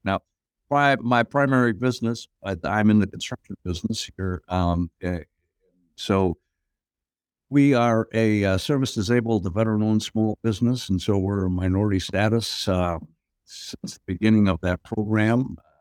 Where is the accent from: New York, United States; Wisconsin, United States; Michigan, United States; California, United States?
Wisconsin, United States; Appleton; moved away as an adult; now in Pittsburgh, United States; I grew up in Appleton, Wisconsin, which is just about thirty miles south of, uh, Green Bay.